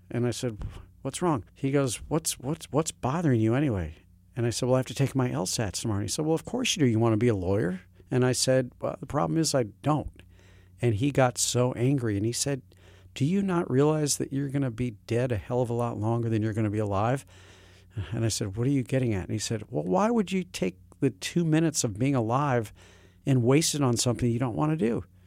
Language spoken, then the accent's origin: English; St. Louis, Missouri, United States; moved away; also born or lived in Hartford / New York City; I had the kind of education growing up in Saint Louis, Missouri